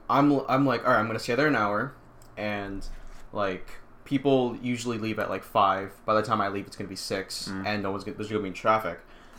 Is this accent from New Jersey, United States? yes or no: yes; New Jersey, United States; We're from New Jersey.